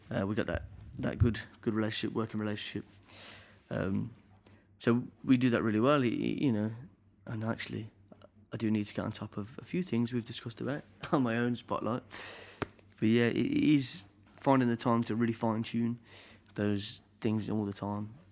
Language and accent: English; Birmingham, West Midlands, United Kingdom; at the conservatoire in my hometown, Birmingham